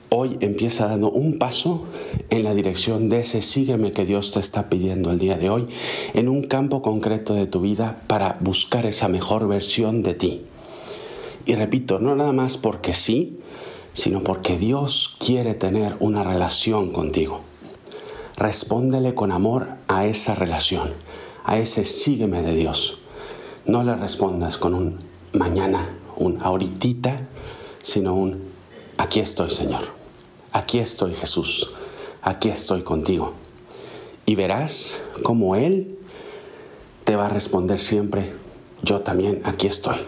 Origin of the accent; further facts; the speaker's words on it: Mexico; En México, el país de donde soy originario